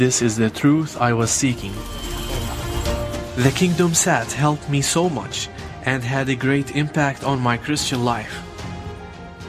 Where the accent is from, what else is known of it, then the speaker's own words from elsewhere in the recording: Taiz, Taiz Governorate, Yemen; now in Lebanon; I was born in Taaz, Yemen. Now I live in Lebanon